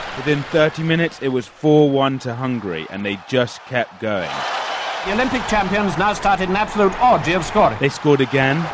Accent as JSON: {"language": "English", "region": "London", "country": "United Kingdom", "tie": "born or raised there", "said": "to London, England, which is actually my hometown"}